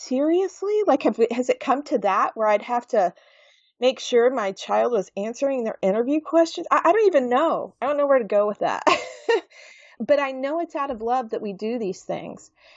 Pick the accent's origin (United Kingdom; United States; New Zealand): United States; the South; I am from the South